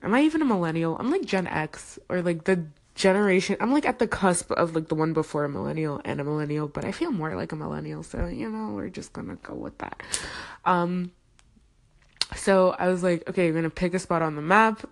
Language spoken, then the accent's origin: English; Zimbabwe; I'm from Zimbabwe